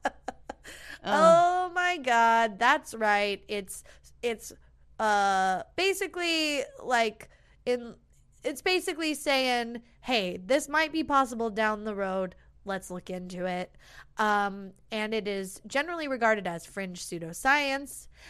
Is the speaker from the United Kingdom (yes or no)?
no; United States; we're American